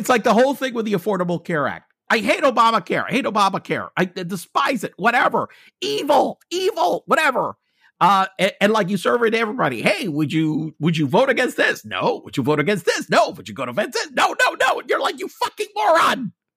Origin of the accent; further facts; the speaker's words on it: United States; being an American, I'm gonna have to be taxed on my global income